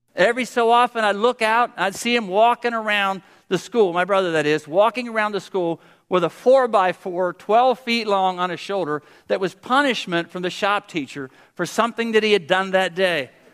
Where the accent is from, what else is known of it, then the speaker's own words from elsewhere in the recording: Pennsylvania, United States; I'm from Pennsylvania